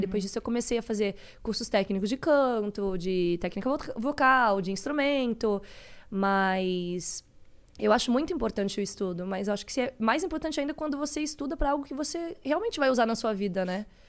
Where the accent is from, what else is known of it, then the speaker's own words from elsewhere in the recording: Florianópolis, Santa Catarina, Brazil; eu sou é, de Florianópolis, Santa Catarina, cresci lá.